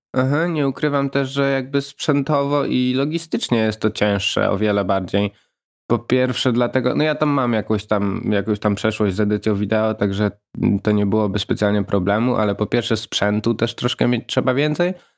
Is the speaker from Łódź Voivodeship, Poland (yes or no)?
no; Łańcut, Subcarpathian Voivodeship, Poland; Niedaleko Rzeszowa. Małe miasteczko malownicze o nazwie Łańcut